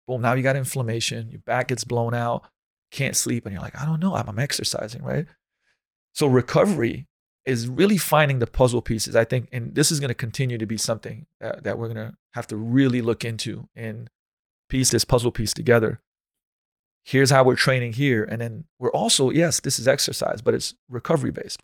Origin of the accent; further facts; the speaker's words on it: Slovenia; moved away as an adult; now in United States; I come from Slovenia, it's like, in this winter, there's a lot of snow